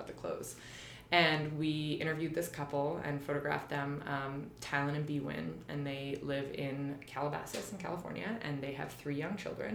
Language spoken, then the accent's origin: English; Canada; moved away as an adult; also born or lived in New York; I'm from Canada also.